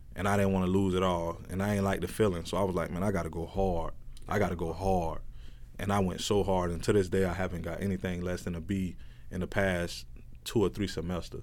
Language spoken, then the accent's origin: English; Plant City, Florida, United States; moved away as an adult; also born or lived in Fort Myers; I'm from Plant City, Florida.